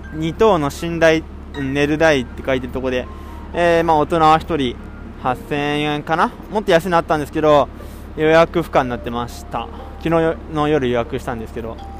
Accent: Kawasaki, Kanagawa, Japan; 僕のえー、地元の神奈川は特に川崎市の方なんかは雪なんて積もるのは2年に1回とか

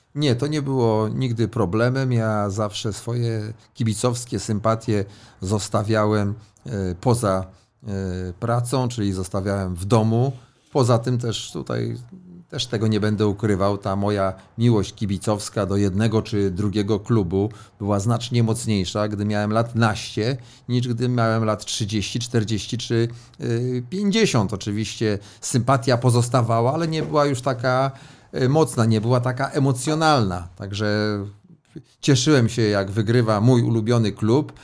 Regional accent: Elbląg, Warmian-Masurian Voivodeship, Poland; moved away; Ja jestem z Elbląga

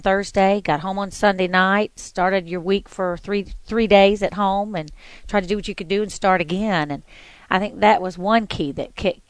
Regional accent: Myrtle Beach, South Carolina, United States; moved away; also born or lived in Florida; I grew up in Myrtle Beach, South Carolina with my mom and my brothers and sisters.

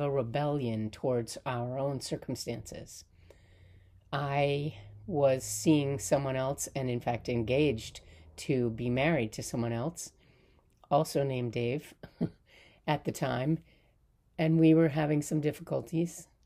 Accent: Palisades, New York, United States; I am from Palisades in the Hudson Valley.

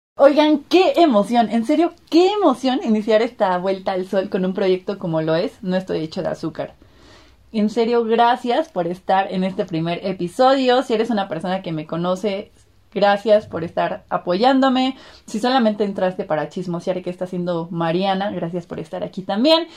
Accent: Puebla, Mexico; also born or lived in Martínez de la Torre, Veracruz; orgullosamente poblana, me encantaría decir que al 100%, pero también me encanta decir que no al 100%, porque ahí tengo una mezcla también eh, siendo jarocha desde la tierra de la naranja y el limón, Martínez de la Torre Veracruz, pero nacida en Puebla

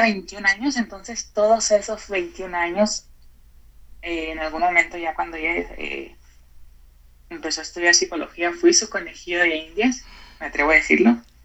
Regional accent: Mexico; como mexicanos

